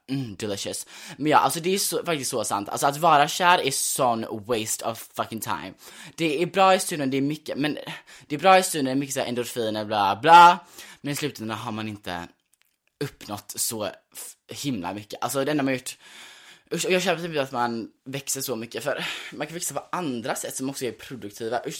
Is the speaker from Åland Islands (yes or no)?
no; United States; born there; jag är då, alltså jag är född i USA.